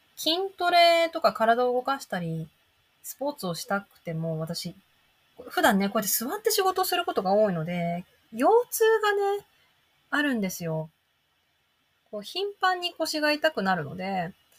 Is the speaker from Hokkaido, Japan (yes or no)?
yes; Hokkaido, Japan; also born or lived in near Tokyo; 私北海道生まれ北海道育ち